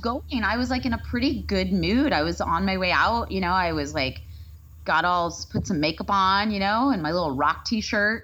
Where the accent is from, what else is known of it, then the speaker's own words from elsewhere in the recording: Texas, United States; moved away; I think I am from Texas.